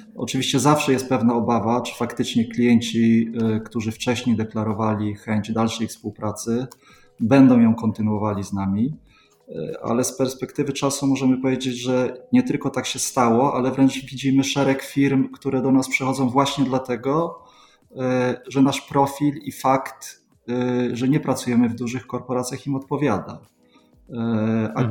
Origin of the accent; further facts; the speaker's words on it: Sweden; moved away as an adult; now in Poland; Ja się wychowałem w Szwecji, tam kończyłem szkołę podstawową, studia